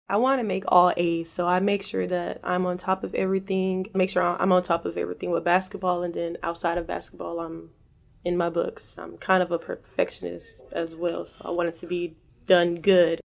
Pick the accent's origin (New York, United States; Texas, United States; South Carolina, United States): Texas, United States; Galveston; I'm from Galveston, Texas